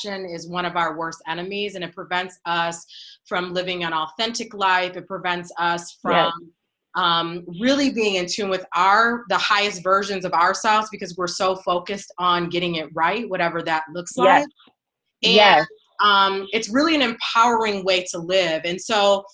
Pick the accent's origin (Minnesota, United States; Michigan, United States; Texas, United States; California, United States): Michigan, United States; Kalamazoo; my hometown of Kalamazoo